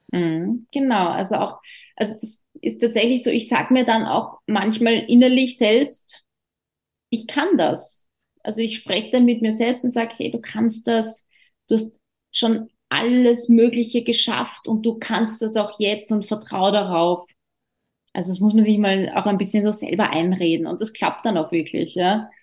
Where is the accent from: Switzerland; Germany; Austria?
Austria; wir Österreicher